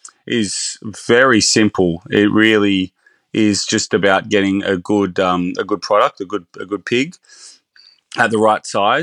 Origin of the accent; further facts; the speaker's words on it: Bathurst, New South Wales, Australia; I'm actually originally from Bathurst, so my career started in smaller regional restaurants.